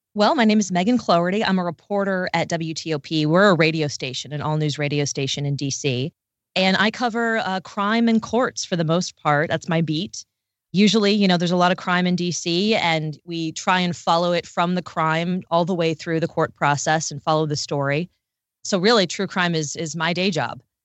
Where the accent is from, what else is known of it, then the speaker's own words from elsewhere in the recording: D.C., Maryland, United States; I'm from right outside Washington, D C, in Maryland.